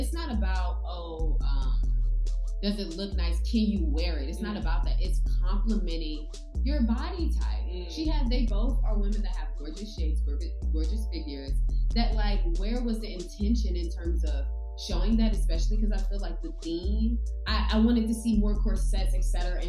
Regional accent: New York, United States; You know, as a New Yorker, somewhat

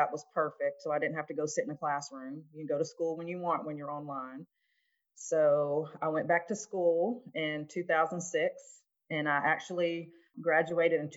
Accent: Mobile, Alabama, United States; also born or lived in Detroit, Michigan; moved down to Mobile, Alabama when I was about 7 years old. And I have been here in Mobile ever since

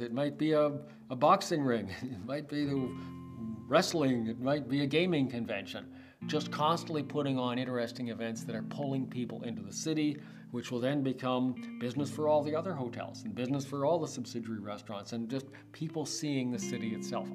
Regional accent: Toronto, Ontario, Canada; also born or lived in Hamilton; I was born and raised in Toronto.

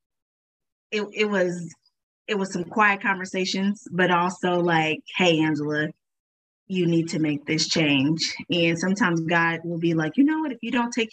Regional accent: Tulsa, Oklahoma, United States; I'm from Tulsa, Oklahoma, born and raised.

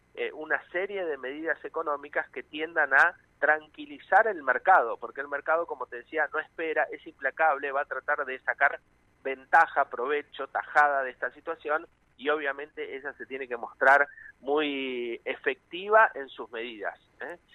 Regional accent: Argentina; cómo somos los, los argentinos y las argentinas

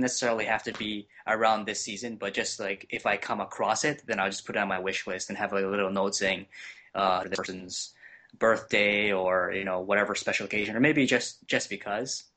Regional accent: Hawaii, United States; now in Cleveland, United States; I am originally from Hawaii

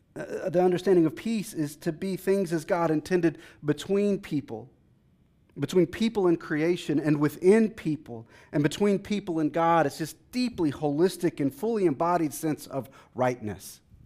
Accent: Texas, United States; now in Washington, D.C., United States; I'm from Texas

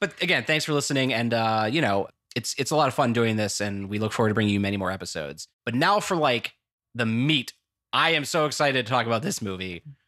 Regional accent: United States; talked in that accent the whole time, and everyone knew I was American.

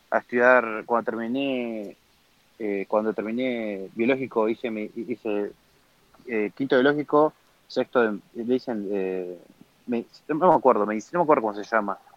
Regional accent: Uruguay; moved away; Uruguay me fui en el 2014, me fui de Uruguay.

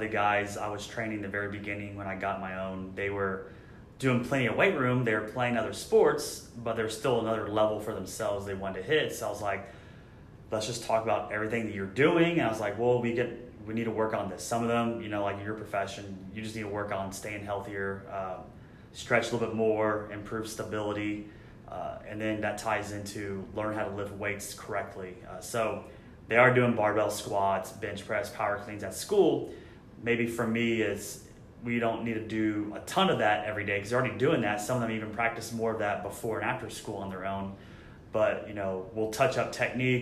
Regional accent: San Antonio, Texas, United States; I'm from San Antonio

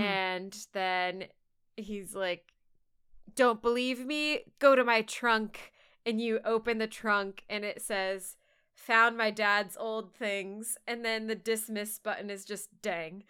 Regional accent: Texas, United States; as a Texan

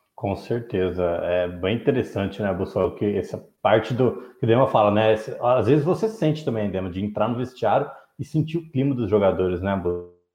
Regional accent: Ribeirão Preto, São Paulo, Brazil; eu cresci em Ribeirão

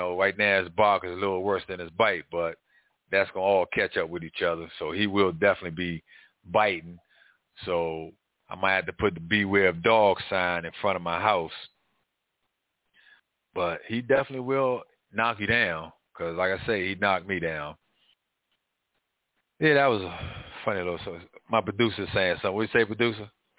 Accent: Washington, District of Columbia, United States; growing up in Northwest Washington, D.C., it was great

